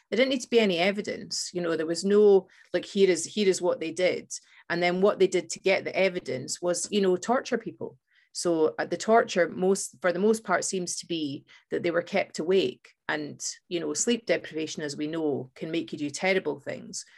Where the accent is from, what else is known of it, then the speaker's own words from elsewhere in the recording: Fife, Scotland, United Kingdom; we growing up in Scotland